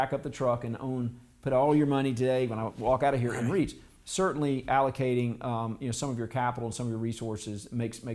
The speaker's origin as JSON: {"language": "English", "region": "South Carolina", "country": "United States", "tie": "born or raised there", "said": "I grew up in South Carolina"}